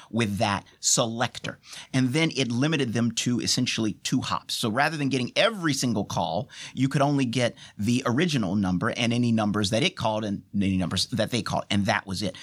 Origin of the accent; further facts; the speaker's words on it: United States; I am an American, and as an American